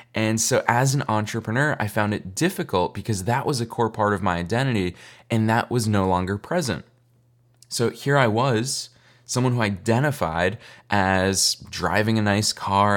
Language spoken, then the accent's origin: English; Boston, Massachusetts, United States; also born or lived in upstate New York; I grew up in Boston, but I have so much family in New York. I was born in upstate New York